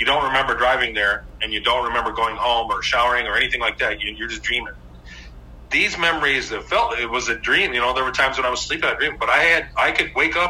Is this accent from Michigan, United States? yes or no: yes; Michigan, United States; growing up in Michigan